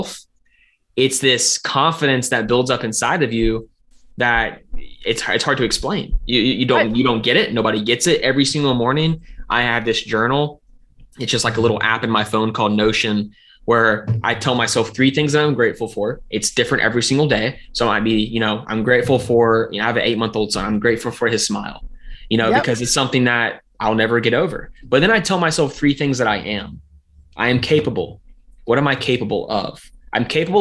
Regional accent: the South, United States; I'm from the South.

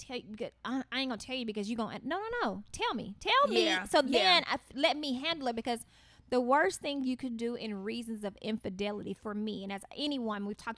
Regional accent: Pine Bluff, Arkansas, United States; moved away as an adult; now in Little Rock, United States; I'm just from Pine Bluff, and I moved up here

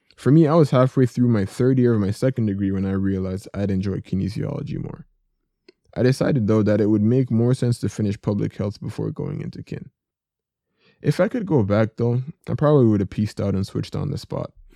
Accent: Jamaica; I grew up in Jamaica.

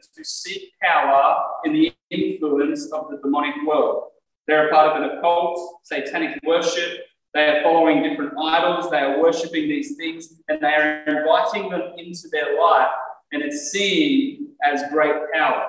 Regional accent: Australia; conservative Australian Christians

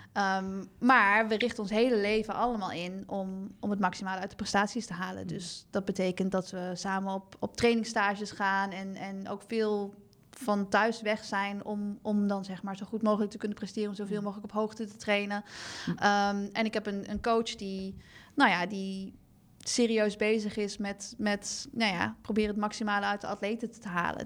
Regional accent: Nijmegen, Gelderland, Netherlands; also born or lived in Melbourne, Australia; Ik kom natuurlijk uit Nijmegen en heb eh, jarenlang in Nijmegen gewoond.

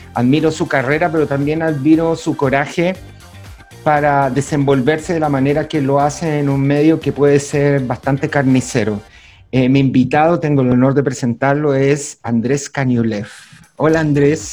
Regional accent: Santiago, Santiago Metropolitan Region, Chile; en todas las poblas donde yo me crié, por lo menos en San Miguel, en Panificador y Molinero

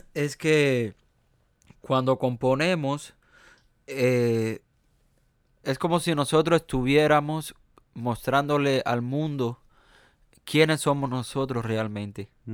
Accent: Cuba; accent: Cuban American; also born or lived in United States; yo tengo un acento eh, mío cubano, americano

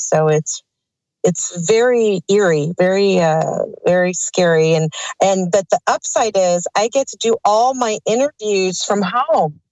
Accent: Burbank, California, United States; I was born in Burbank, California at St. Joseph's Hospital

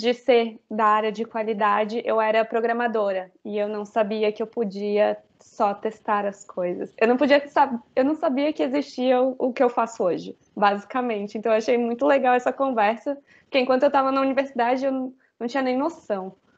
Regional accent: Florianópolis, Santa Catarina, Brazil; eu sou de Florianópolis, trabalho daqui

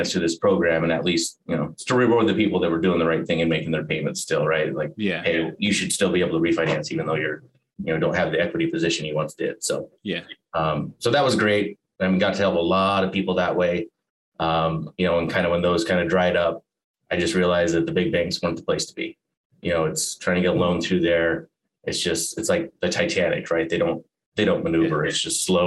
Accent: Alaska, United States; moved away as an adult; also born or lived in Montana; now in Arizona, United States; I was born in Montana. Okay. I moved to Alaska when I was 5, graduated high school there

